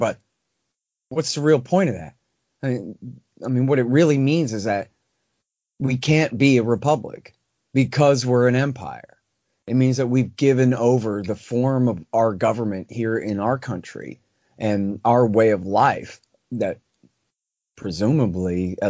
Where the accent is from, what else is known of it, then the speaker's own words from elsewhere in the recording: Texas, United States; I'm from Texas. I'm an American.